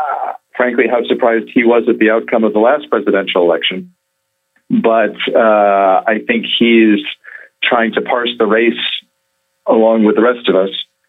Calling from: Dubai, United Arab Emirates; Well, I'm calling in from sunny Dubai, where we've had some meetings with some clients

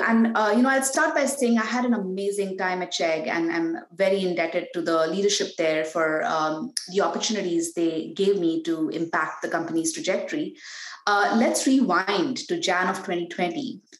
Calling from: Palo Alto, California, United States; I'm zooming in from Palo Alto, California.

